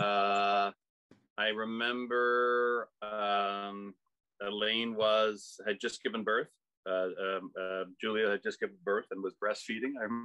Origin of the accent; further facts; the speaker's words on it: Canada; being a Canadian